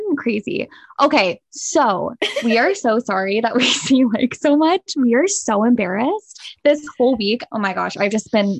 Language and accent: English; Southern California, United States; we're from Southern California and it's in our vocabulary.